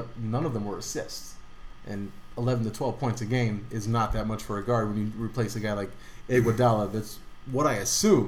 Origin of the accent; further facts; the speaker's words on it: Denver, Colorado, United States; We're from Denver.